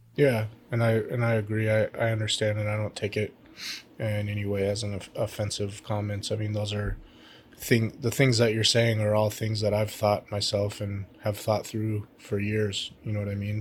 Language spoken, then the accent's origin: English; Alaska, United States; my home state